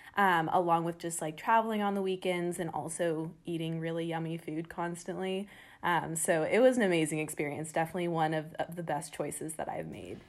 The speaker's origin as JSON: {"language": "English", "town": "San Diego", "region": "California", "country": "United States", "said": "I'm originally from San Diego, California"}